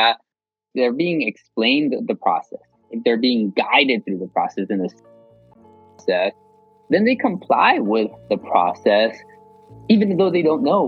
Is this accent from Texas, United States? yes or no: yes; South Texas, United States; I grew up in South Texas, right on the border